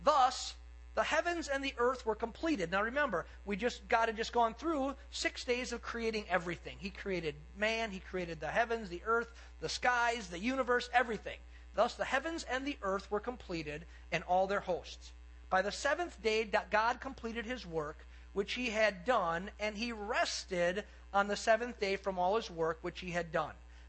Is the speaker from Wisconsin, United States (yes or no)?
yes; Cedarburg, Wisconsin, United States; I grew up in Cedarburg